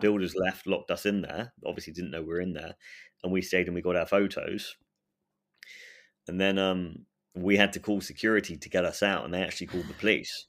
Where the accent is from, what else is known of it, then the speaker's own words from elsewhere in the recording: England, United Kingdom; I'm English